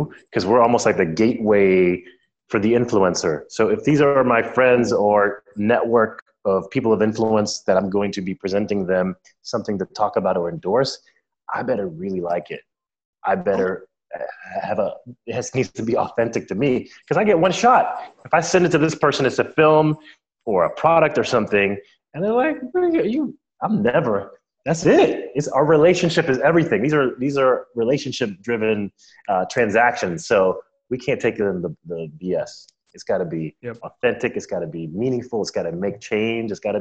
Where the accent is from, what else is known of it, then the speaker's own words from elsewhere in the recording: Orlando, Florida, United States; also born or lived in Miami; I grew up in Orlando